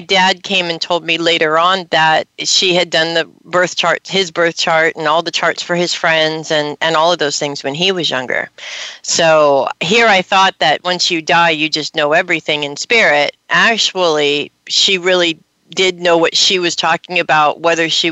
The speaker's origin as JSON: {"language": "English", "town": "Los Angeles", "region": "California", "country": "United States", "tie": "born or raised there", "said": "I grew up in Hollywood in the '80s"}